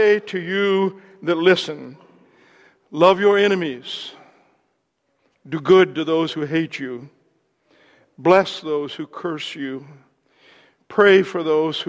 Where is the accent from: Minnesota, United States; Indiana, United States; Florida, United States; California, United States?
Indiana, United States; Southern; I'm from Southern Indiana